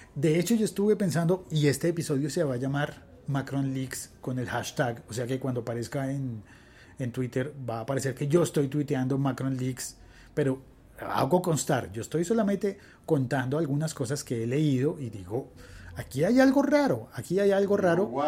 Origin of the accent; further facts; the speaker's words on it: Colombia; mi país